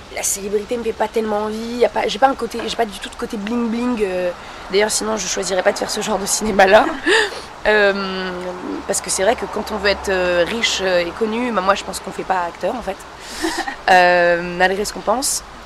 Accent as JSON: {"language": "French", "country": "France", "tie": "born or raised there", "said": "je suis d'origine marocaine et je suis née en France"}